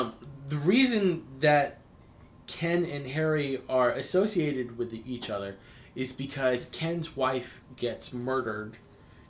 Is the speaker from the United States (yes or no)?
no; Dublin, Leinster, Ireland; I grew up in Dublin. I love Dublin.